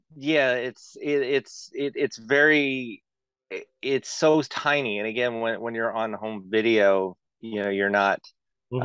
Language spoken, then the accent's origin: English; Antioch, California, United States; moved away; my hometown in Antioch